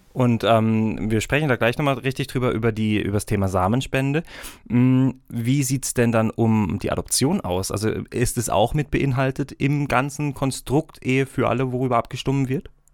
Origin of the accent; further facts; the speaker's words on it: Germany; now in Switzerland; ich bin Deutscher, ich darf leider noch nicht abstimmen in der Schweiz